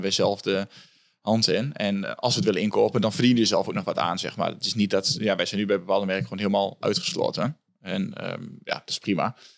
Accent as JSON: {"language": "Dutch", "town": "Hengelo", "region": "Overijssel", "country": "Netherlands", "lives_now": "Enschede, Netherlands", "said": "ik kom uit Hengelo. Ik woon nu in Enschede."}